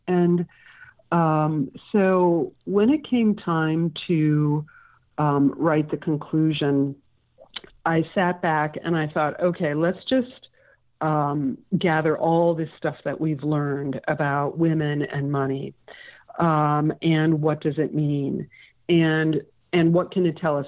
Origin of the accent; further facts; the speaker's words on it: Milwaukee, Wisconsin, United States; moved away as an adult; now in San Francisco, United States; I'm a native of Wisconsin